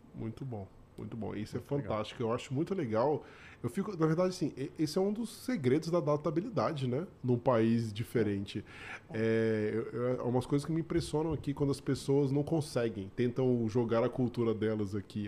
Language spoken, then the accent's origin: Portuguese; Brazil; now in Canada; não só como brasileiro, né, como imigrante